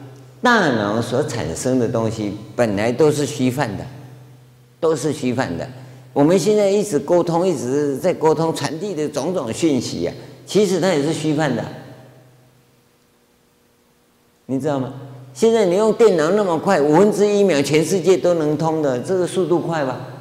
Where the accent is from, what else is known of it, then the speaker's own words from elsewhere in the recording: China; 我们中国人看乌鸦不吉祥，对不对？我是听说啊，日本人说乌鸦是吉祥的，啊，我中国人喜欢那个什么喜鹊